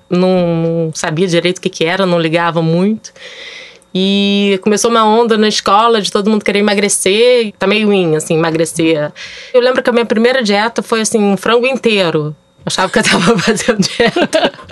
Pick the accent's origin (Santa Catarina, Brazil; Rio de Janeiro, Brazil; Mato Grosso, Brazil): Rio de Janeiro, Brazil; eu tenho 43 anos, é, sou carioca tenho dois filhos